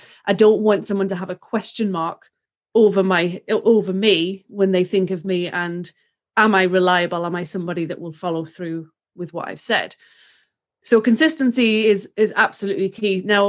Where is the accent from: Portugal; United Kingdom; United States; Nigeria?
United Kingdom; England; literally, I'm the English cousin of the Kardashians.